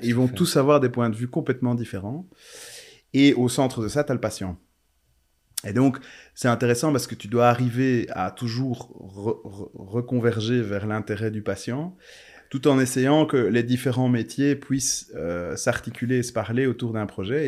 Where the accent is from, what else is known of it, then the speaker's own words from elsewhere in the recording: Charleroi, Wallonia, Belgium; moved away as an adult; also born or lived in Brussels; ma ville natale